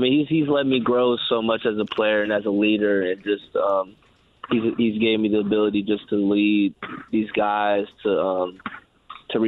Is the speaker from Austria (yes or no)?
no; Bloomington, Indiana, United States; moved away; I was born and raised in Bloomington, Indiana